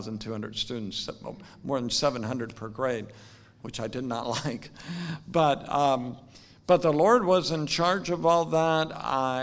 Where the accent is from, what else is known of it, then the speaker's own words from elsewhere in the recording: Salem, Oregon, United States; now in Louisville, United States; I'm from Salem, Oregon, very far away from here. My dad was a nurseryman, so he raised flowers, iris and dahlias. I grew up on about 100 acres just outside of Salem.